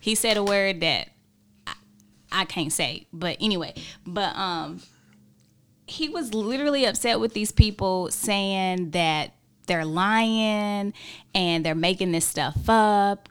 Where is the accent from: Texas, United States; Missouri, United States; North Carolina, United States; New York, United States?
North Carolina, United States; Hickory; I am from Hickory, North Carolina